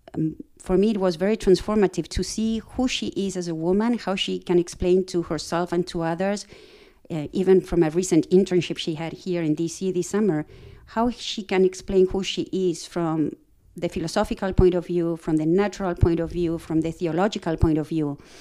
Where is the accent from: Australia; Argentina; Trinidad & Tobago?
Argentina; moved away as an adult; also born or lived in Princeton, New Jersey; now in Virginia, United States; I'm originally from Argentina